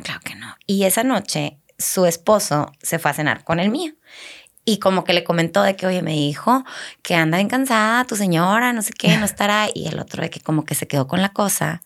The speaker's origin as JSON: {"language": "Spanish", "region": "Chihuahua", "country": "Mexico", "tie": "born or raised there", "also_born_or_lived": "Laredo", "moved": "as an adult", "lives_now": "Monterrey, Mexico", "said": "yo este, nací en Laredo, o sea, no nací en Chihuahua tampoco, pero nos fuimos a vivir a Chihuahua cuando, cuando estábamos chiquitas por el trabajo de mi papá. Ok. Este, entonces crecí en Chihuahua"}